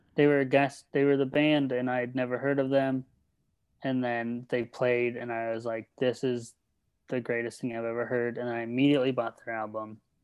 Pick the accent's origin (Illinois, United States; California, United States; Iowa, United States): California, United States; Redlands; moved away; from Redlands, California